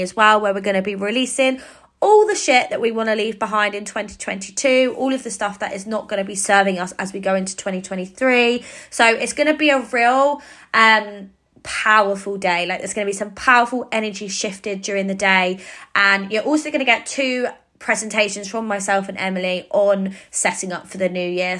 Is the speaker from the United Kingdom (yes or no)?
yes; Cambridge, East of England, United Kingdom; in Cambridge, which is my hometown